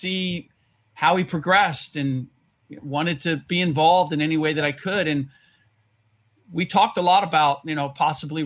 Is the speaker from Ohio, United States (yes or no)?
yes; Cincinnati, Ohio, United States; I'm born and raised in Cincinnati